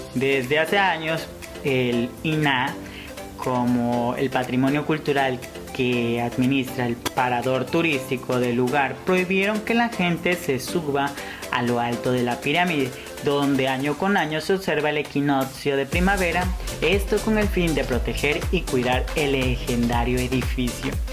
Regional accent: Tabasco, Mexico; siendo tabasqueño, en propio México me ven como un extranjero en Mérida

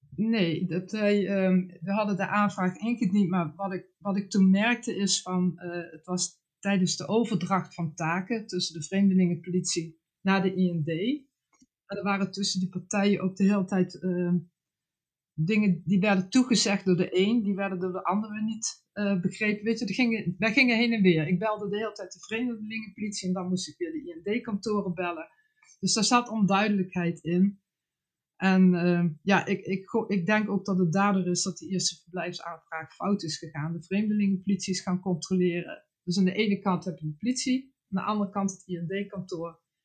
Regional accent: Netherlands; voor mij als Nederlander

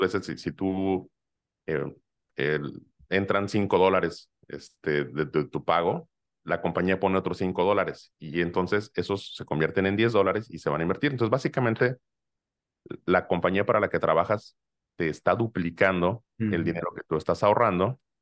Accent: Mexico; toda esa idiosincrasia que, tenemos como, em, como, como mexicanos

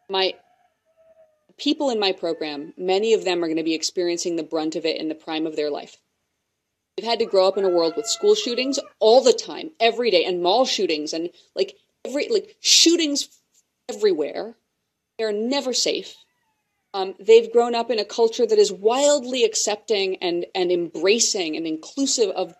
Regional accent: Wyoming, United States; I grew up in part in Wyoming

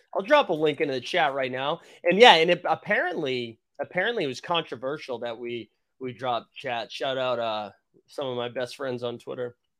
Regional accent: Boston, Massachusetts, United States; a Bostonian and a homer

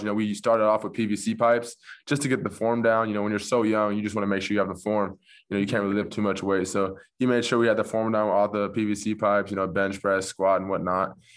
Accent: Orange County, California, United States; I'm from Orange County originally, so, you know, about fifteen, twenty minutes away from Newport

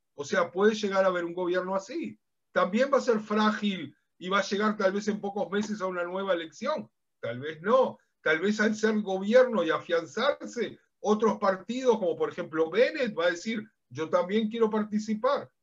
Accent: Uruguay; now in Israel; Yo soy de origen uruguayo

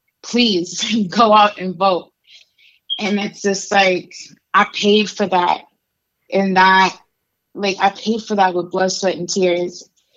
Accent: Las Vegas, Nevada, United States; also born or lived in Chihuahua, Mexico / Nebraska; I was born in Mexico. I'm from Chihuahua. And I came to the U.S. when I was 3 years old. And I grew up undocumented between here in Las Vegas and in Nebraska.

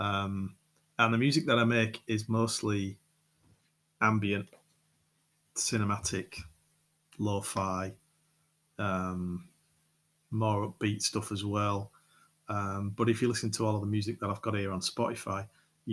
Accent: Yorkshire and the Humber, United Kingdom; accent: Yorkshire; moved away as an adult; now in France; I'm English, I'm from Yorkshire, I live in France, been in France just over 6 years

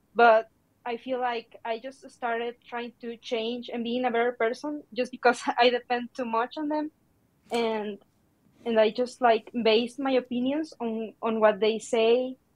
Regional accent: Mexico; I'm from Mexico

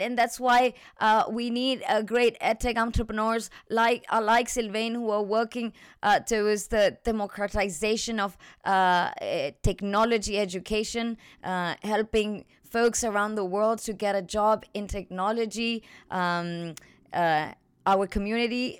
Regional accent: Chile; I'm from Chile

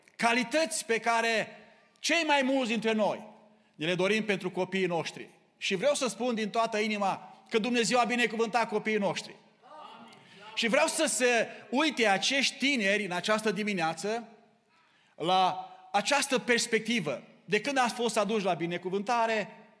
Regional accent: Romania; now in Canada; dacă suntem români, tot rămânem cu costumul nostru național

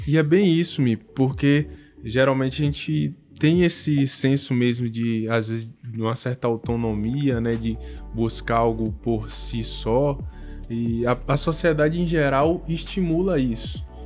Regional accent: Bahia, Brazil; eu sou baiano

